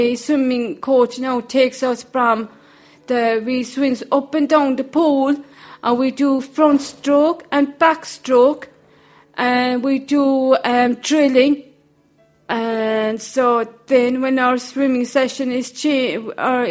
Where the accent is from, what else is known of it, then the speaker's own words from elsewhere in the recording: Charleville, Munster, Ireland; I'm from Tremina, Charleville, County Cork.